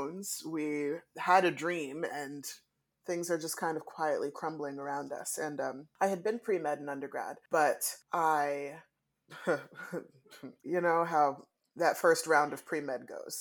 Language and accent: English; DC metro area, Maryland side, United States; I was born and raised in the DC metro area on the Maryland side of the DMV